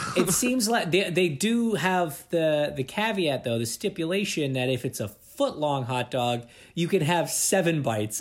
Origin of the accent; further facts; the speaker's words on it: Toronto, Ontario, Canada; I'm from Toronto